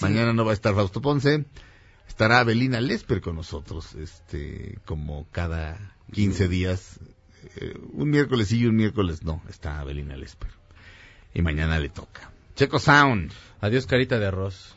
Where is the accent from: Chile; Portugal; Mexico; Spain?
Mexico; Mexico City; soy de la Jardín Balbuena, es, realmente es la colonia, se llama la colonia del parque